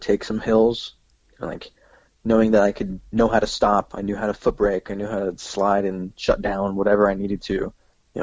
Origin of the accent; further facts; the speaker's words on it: Tri-Cities, Washington, United States; also born or lived in Ellensburg, Washington; I'm actually from Tri-Cities, so that was where my main community was